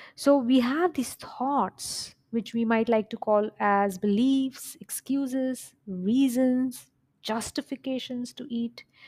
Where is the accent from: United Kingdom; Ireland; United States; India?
India; now in United Arab Emirates; I'm an Indian by origin. We live in U A E, Middle East, and I go home, like, my family is in India